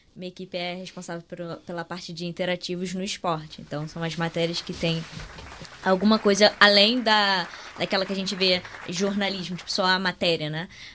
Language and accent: Portuguese; Rio de Janeiro, Brazil; a gente é aqui do Rio